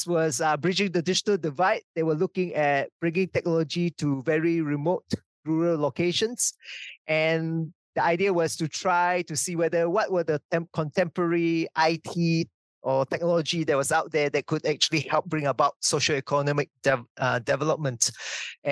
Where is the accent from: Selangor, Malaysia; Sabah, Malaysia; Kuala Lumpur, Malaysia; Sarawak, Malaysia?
Sarawak, Malaysia; also born or lived in Hamilton, New Zealand; now in New Zealand; the new university was actually 20 minutes drive from my hometown